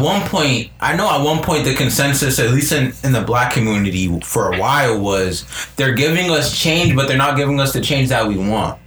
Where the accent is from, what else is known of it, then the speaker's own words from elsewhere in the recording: United States; us as Americans, as American citizens